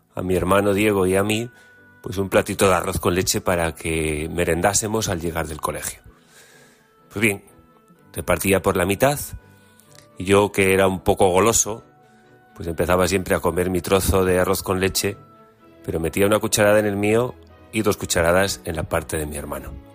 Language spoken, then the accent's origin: Spanish; Galicia, Spain; Como gallego, pues tengo que hacer siempre pues una llamada y una publicidad también de nuestra gastronomía